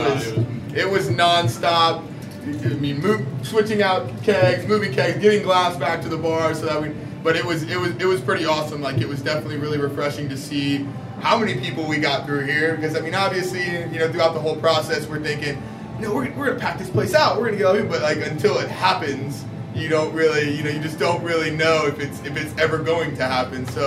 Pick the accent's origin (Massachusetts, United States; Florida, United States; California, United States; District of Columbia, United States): Florida, United States; Tampa; I born and raised in Tampa, so I know a lot of people here.